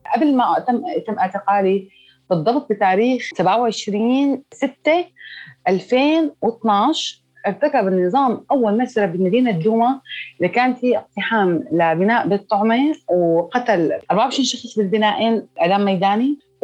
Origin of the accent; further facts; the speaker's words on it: Douma, Rif Dimashq, Syria; ارجع لمدينتي